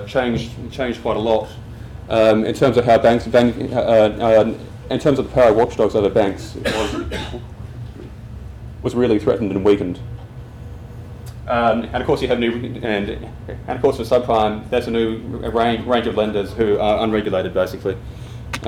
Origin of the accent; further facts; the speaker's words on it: Australia; accent: Australian; as you can hear from my accent, I'm Australian